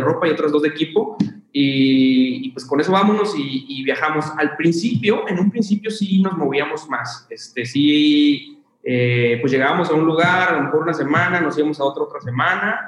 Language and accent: Spanish; Zacatecas, Mexico; yo soy originario de Zacatecas